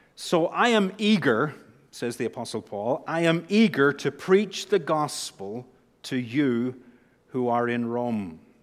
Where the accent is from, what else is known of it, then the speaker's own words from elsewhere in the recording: Northern Ireland, United Kingdom; accent: Northern Irish; moved away; with my accent back home, I would say the power of God. I'm, I'm stretching it now into two syllables as the accent changes. The power of God. We say in Northern Ireland